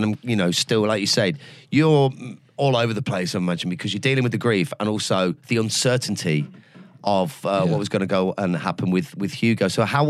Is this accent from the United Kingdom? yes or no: yes; Leicester, East Midlands, United Kingdom; It's my hometown. Is it? Yeah. I was born in Leicester Royal.